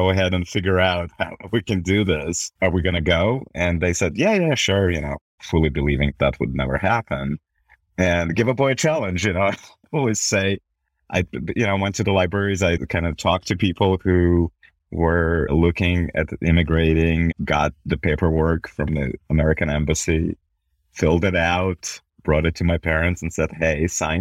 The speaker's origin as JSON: {"language": "English", "country": "Belarus", "tie": "born or raised there", "also_born_or_lived": "Milwaukee, Wisconsin / New York", "moved": "yes", "lives_now": "Salt Lake City, United States", "said": "I grew up in Belarus when it was part of former Soviet Union"}